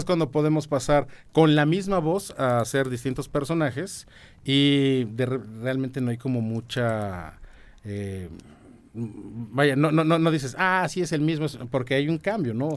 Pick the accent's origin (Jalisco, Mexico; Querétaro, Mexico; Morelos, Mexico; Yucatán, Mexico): Querétaro, Mexico; San Juan del Río; moved away; also born or lived in Mexico City; yo viví en San Juan del Río toda mi infancia, bueno, buena parte de mi infancia